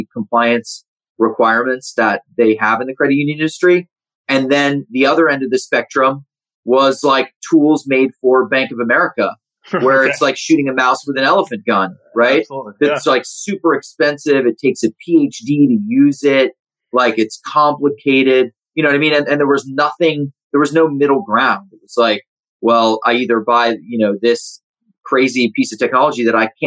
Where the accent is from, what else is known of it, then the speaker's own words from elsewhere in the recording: Central Florida, United States; I grew up in Central Florida.